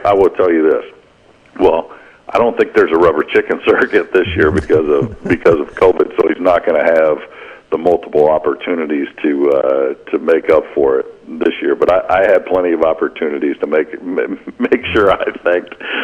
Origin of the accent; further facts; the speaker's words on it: Pinole, California, United States; moved away; my parents own a bar where I grew up in Pinole, California